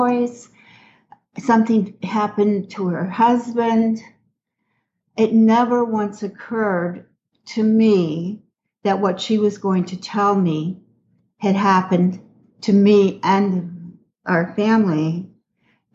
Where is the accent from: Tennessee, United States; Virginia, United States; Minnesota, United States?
Minnesota, United States; Minneapolis; moved away as an adult; now in Houston, United States; I'm originally from Minneapolis, Minnesota, and moved to Houston like 30 years ago